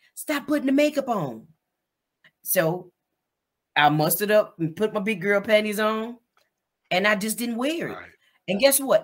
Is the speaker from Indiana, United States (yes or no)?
yes; Gary, Indiana, United States; moved away as an adult; also born or lived in Tennessee; now in Baltimore, United States; I'm originally from Gary, Indiana. Uh, I was born and raised Gary, Indiana